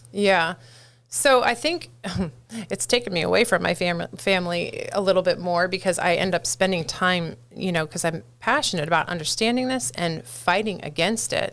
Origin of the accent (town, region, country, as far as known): San Jose, California, United States; born or raised there; moved away as an adult; also born or lived in Santa Cruz County, California; now in Hillsborough County, United States